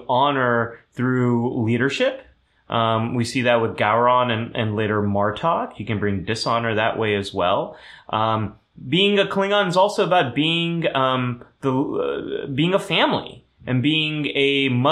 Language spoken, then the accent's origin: English; California, United States; first language German; English is a second language; I am a Californian